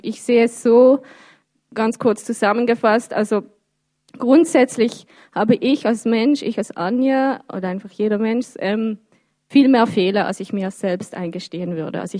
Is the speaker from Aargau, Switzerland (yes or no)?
no; Birsfelden, Basel-Landschaft, Switzerland; now in Basel, Switzerland; Ja, also ich, ich bin hier in der Stadt Basel. Ähm, ich bin in Biersfelden aufgewachsen, aber wie gesagt, ich bin schon ein Stadtmensch, ich lebe gerne hier